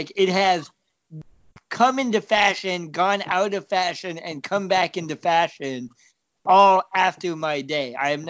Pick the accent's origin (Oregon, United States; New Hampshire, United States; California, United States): Oregon, United States; now in Champaign, United States; where I grew up in Oregon